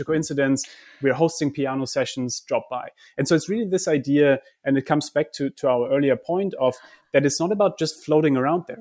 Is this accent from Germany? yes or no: yes; Germany; I come from Germany.